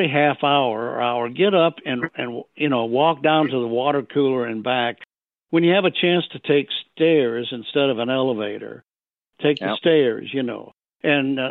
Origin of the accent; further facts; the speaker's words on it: Michigan, United States; moved away; also born or lived in Nashville, Tennessee; I'm originally from Michigan. Many, many years ago, I moved to Nashville, Tennessee to get in the music business